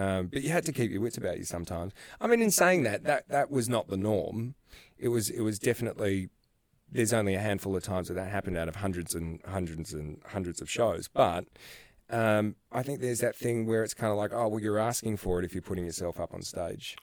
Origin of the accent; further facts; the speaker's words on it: Australia; Australia, my home country